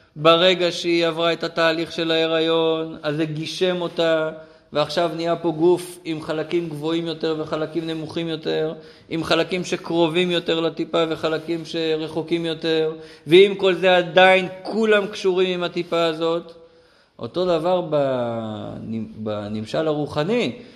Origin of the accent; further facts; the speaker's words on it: Israel; אני גדלתי במושב, כמו פה